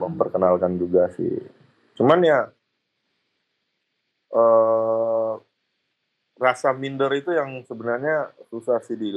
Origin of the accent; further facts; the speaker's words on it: Indonesia; apalagi orang kita ya, orang Indo ya. Kita nggak pede dengan kitanya sendiri, kita nggak pede dengan budaya kita sendiri.